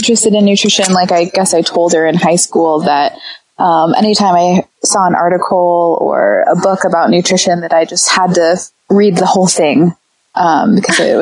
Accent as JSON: {"language": "English", "region": "Iowa", "country": "United States", "tie": "born or raised there", "said": "I grew up in Iowa."}